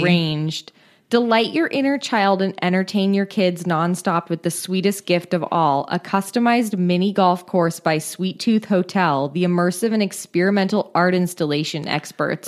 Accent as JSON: {"language": "English", "area": "Bay Area", "region": "California", "country": "United States", "tie": "born or raised there", "said": "I grew up in the Bay Area"}